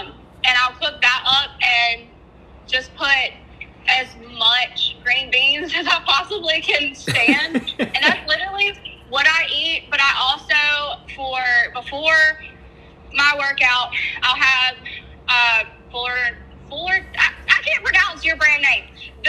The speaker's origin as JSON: {"language": "English", "region": "North Carolina", "country": "United States", "said": "North Carolina."}